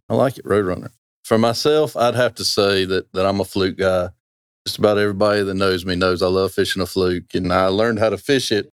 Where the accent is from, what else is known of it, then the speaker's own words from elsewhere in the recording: Roanoke Rapids, North Carolina, United States; I'm from Roanoke Rapids, right there, just down the road. I was walking distance from this river growing up